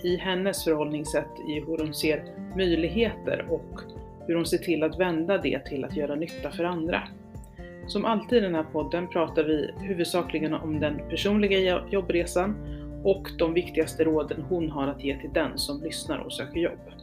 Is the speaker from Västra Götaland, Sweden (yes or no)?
no; Huddinge, Stockholm County, Sweden; Jag är själv född i Flemingsberg.